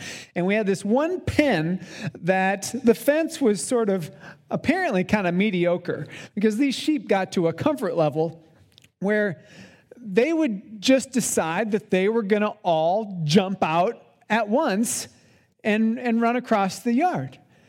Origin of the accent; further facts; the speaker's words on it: South Dakota, United States; I had some experience with sheep growing up in South Dakota. We didn't have a lot of sheep on our farm.